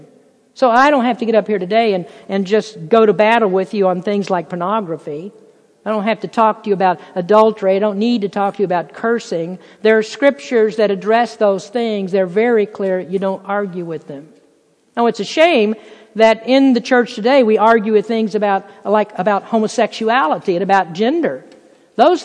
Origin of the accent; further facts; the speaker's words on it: Lexington, Kentucky, United States; moved away; Lexington, where I'm from, the place is just filled with beautiful, lush, green grass horse farms